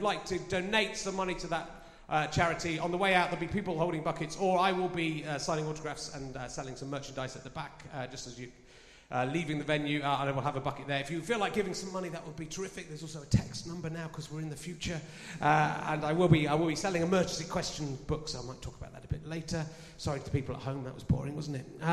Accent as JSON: {"language": "English", "town": "Pocklington", "region": "Yorkshire and the Humber", "country": "United Kingdom", "tie": "born or raised there", "said": "I'm from Pocklington."}